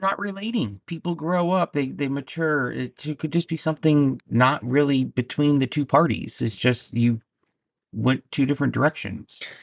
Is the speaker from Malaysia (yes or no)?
no; Indiana, United States; also born or lived in Alabama; now in New Jersey, United States; I was born and raised in Indiana, then I lived in Alabama, and now I'm in Jersey for six years.